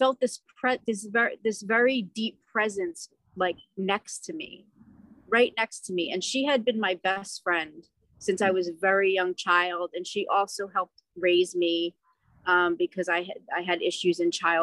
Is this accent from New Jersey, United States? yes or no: yes; New Jersey, United States; I'm from New Jersey.